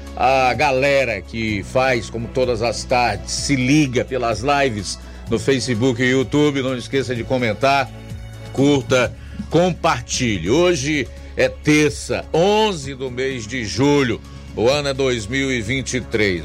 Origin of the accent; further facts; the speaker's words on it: Brazil; eu sou brasileiro